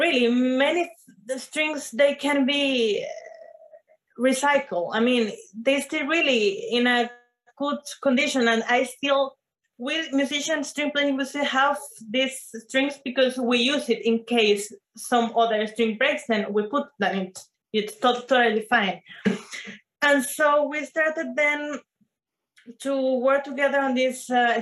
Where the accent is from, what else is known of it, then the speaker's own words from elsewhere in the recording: Venezuela; moved away; I am from Venezuela